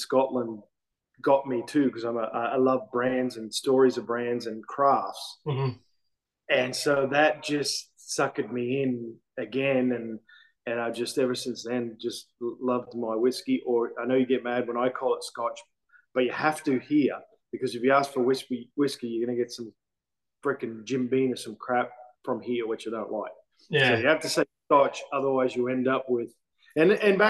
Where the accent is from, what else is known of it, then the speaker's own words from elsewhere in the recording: Brisbane, Queensland, Australia; moved away as an adult; now in United States; I'm from Australia, born and raised. Born in North Queensland, but grew up in Brisbane, Australia, on the coast.